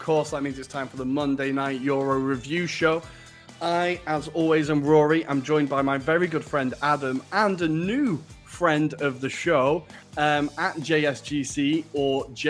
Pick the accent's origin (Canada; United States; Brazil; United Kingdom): United Kingdom; Crewe, North West England; Well, as an Arsenal fan growing up near Manchester, growing up in Crewe, I also had to put up with gloating United fans the entire time.